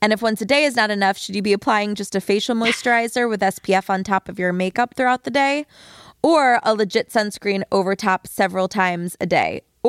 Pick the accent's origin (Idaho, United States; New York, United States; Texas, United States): New York, United States; It's I grew up on Long Island.